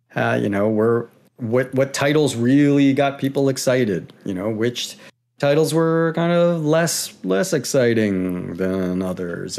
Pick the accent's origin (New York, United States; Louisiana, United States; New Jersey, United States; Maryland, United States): Maryland, United States; now in Pacific Northwest, United States; I'm from Maryland